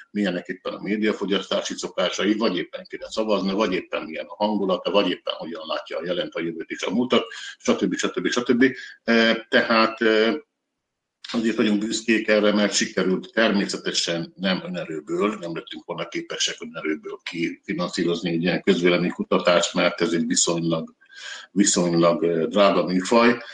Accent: Vojvodina, Serbia; mi, mint vajdasági magyarok, vagy vajdasági magyarság, túl kis közösség vagyunk

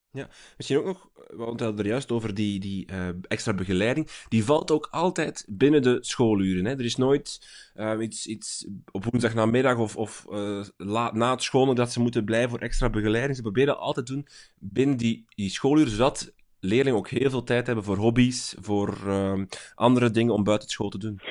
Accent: Flanders, Belgium; bij ons in Vlaanderen

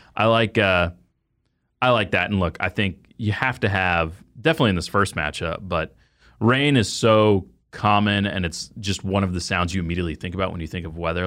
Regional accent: Dallas, Texas, United States; moved away; growing up in the Dallas Fort Worth area

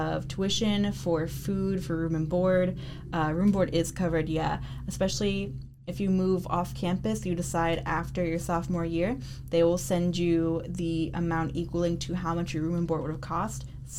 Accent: Detroit, Michigan, United States; I specifically grew up on the Lower East Side, Detroit

